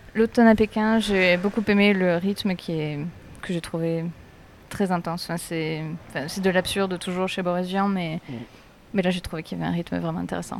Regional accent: Aix-en-Provence, Provence-Alpes-Côte d'Azur, France

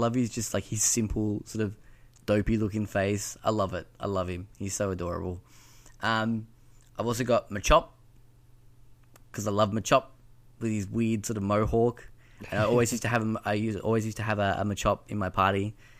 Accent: Bendigo, Victoria, Australia; We're both from Bendigo

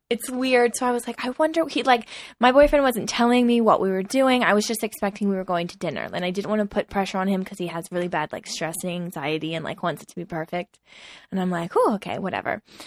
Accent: East Coast, United States; we're both from the East Coast, which I think has a different vibe than the totally. West Coast.

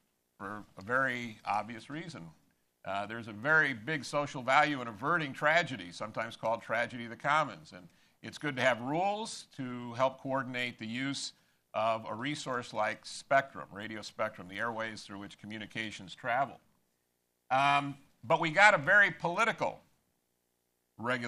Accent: Los Angeles, California, United States; also born or lived in Maryland; now in South Carolina, United States; I grew up in Los Angeles in a UCLA household

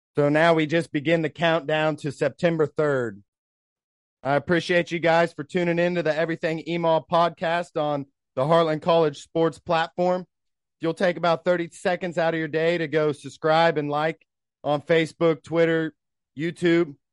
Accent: Tulsa, Oklahoma, United States; we're from Tulsa

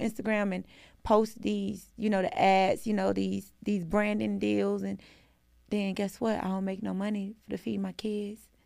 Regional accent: Atlanta, Georgia, United States; I'm from Atlanta

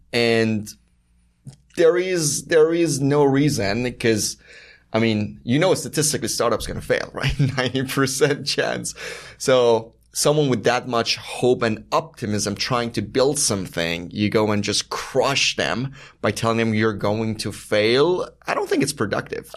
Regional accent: Iran; moved away; I was born and raised in Iran

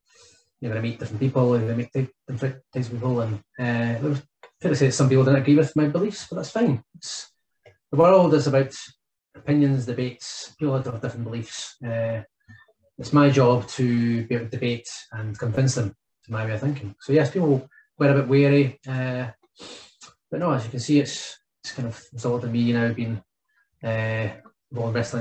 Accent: Fife, Scotland, United Kingdom; being from the area from when I grew up in Fife

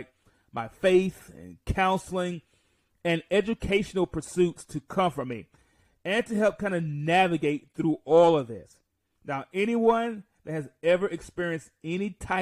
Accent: Mount Vernon, New York, United States; I was born in Mount Vernon, New York

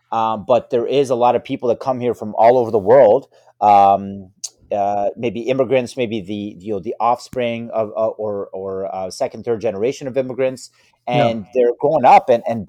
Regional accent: Canada; I kind of would shy away a little bit from being Canadian, and because I felt like, okay, maybe Canadian sports aren't as good as the U.S.

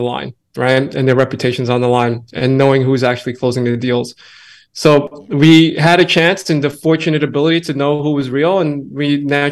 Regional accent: New York, United States; I'm born and raised in New York. I've been here all my life

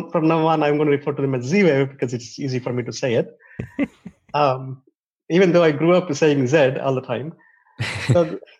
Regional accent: India; I, um, I, I came from India, so I got access to two different languages.

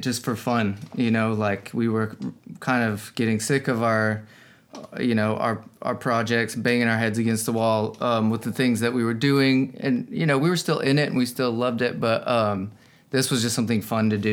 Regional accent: Denver, Colorado, United States; also born or lived in Texas; I grew up in Denver mostly

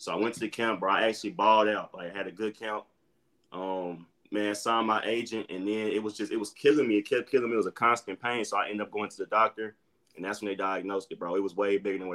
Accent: Little Rock, Arkansas, United States; moved away as an adult; also born or lived in New Mexico; I'm from Little Rock, Arkansas, born and raised

